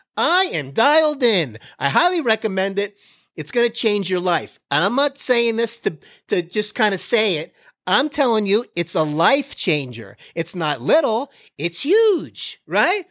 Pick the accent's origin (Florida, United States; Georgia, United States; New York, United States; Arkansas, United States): Florida, United States; now in Texas, United States; I'm from Florida.